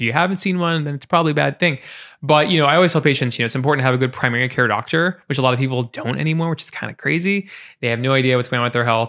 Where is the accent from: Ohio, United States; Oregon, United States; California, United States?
Oregon, United States; Portland; I grew up in Portland, born and raised